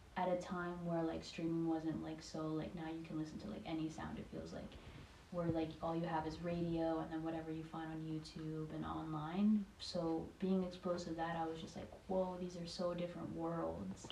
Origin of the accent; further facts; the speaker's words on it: Maryland, United States; also born or lived in Greenbelt, Maryland / Laurel, Maryland / Waldorf, Maryland / Silver Spring, Maryland; I grew up in Maryland, so I grew up in different cities. Uh, I used to live in Greenbelt, Laurel, Waldorf. Um, after Waldorf, Silver Spring